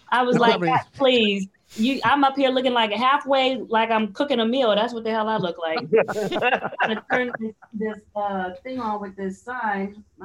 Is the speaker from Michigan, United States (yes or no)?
no; Washington, District of Columbia, United States; But I'm from Washington, D.C.